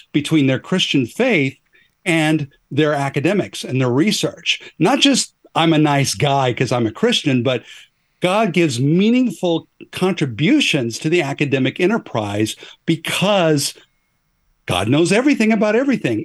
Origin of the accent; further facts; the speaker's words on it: Northwest Oregon, United States; moved away as an adult; now in Atlanta, United States; even though I live, uh, n, near Atlanta, uh, I grew up in the Pacific Northwest. Uh, I'm a, a Northwest Oregon kind of guy